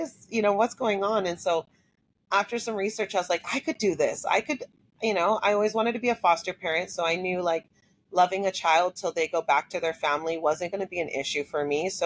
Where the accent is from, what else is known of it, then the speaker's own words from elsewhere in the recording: Hawaii, United States; growing up in Hawaii